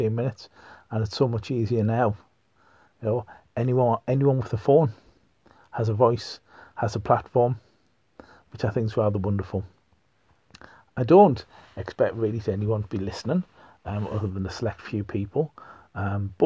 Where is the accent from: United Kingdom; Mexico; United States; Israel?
United Kingdom; North East England; accent: Pitmatic; I am from the northeast of England. I'm not a Geordie. If you think I am, you're very much mistaken. I am, in fact, if anything, a Pityaka. Okay, so one who hails from a mining colliery.